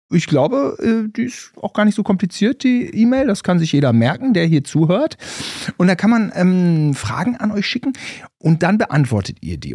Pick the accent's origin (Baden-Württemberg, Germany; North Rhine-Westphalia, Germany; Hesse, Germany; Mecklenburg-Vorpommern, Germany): North Rhine-Westphalia, Germany; Gütersloh; wir Gütersloher